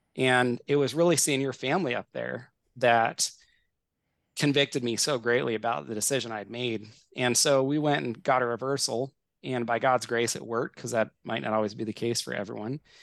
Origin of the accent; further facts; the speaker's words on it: Northern California, United States; now in Washington, United States; my wife Katie and I grew up together in Northern California